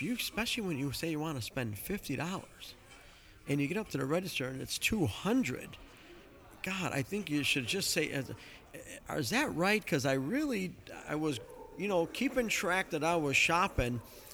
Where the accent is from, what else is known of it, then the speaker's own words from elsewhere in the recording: Chicago, Illinois, United States; I grew up in Chicago